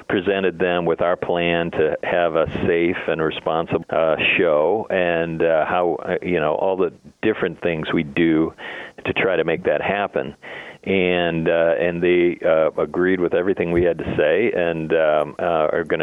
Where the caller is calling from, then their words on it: Oakbrook Terrace, Illinois, United States; office, yeah, at the office in uh, Oakbrook Terrace.